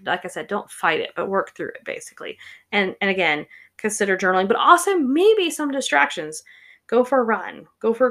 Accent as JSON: {"language": "English", "region": "the South", "country": "United States", "tie": "born or raised there", "said": "I grew up in the South."}